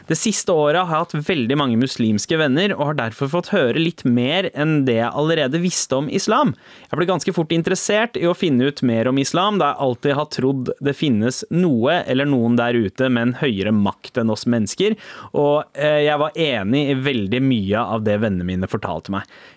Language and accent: Norwegian; Norway; also born or lived in Sweden; Jeg er fra Norge og Sverige, og er oppvokst i en familie full av ateister, samt noen halvkristne.